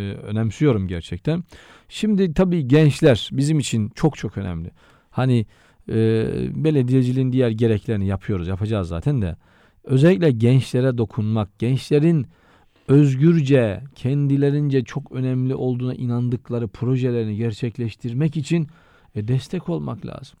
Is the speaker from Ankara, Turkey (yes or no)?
no; Şalpazarı, Trabzon, Turkey; moved away as an adult; also born or lived in Vakfıkebir / Istanbul; Ben aslen Şalpazarlıyım.